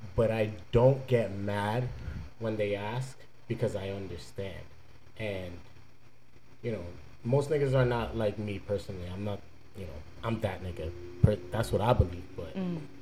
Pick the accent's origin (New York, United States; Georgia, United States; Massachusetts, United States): New York, United States; now in Fort Lauderdale, United States; I'm from New York